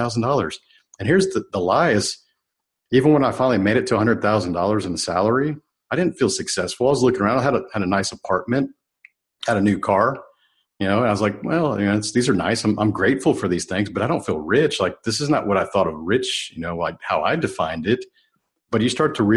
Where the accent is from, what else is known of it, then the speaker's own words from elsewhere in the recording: United States; I was really born as American